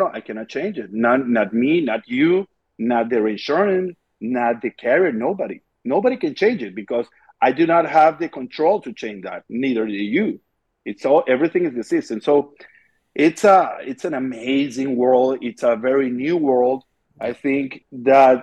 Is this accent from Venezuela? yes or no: yes; Venezuela; I'm from Venezuela